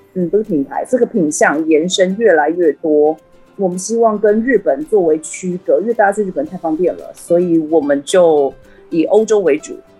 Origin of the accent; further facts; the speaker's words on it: Taiwan; 我们台湾人